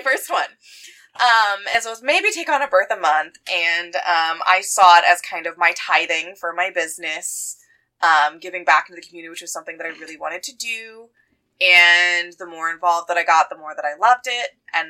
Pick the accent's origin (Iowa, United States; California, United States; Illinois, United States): Iowa, United States; moved away as an adult; So I came from Iowa. I moved into the area to be closer to family.